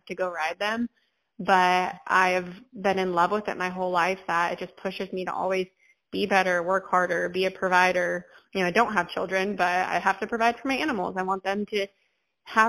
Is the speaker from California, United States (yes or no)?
yes; California, United States; moved away; I'm from California